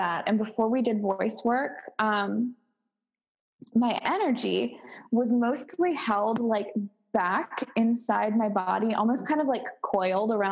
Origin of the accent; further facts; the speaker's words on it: Baltimore, Maryland, United States; moved away; I come from Baltimore and I live like 2.5 hours south